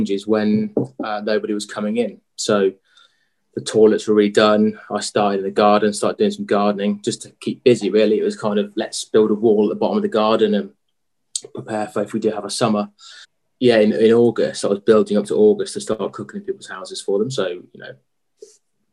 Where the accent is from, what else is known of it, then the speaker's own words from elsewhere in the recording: Lichfield, West Midlands, United Kingdom; also born or lived in Birmingham / London / Australia / Shropshire; Grew up in Lichfield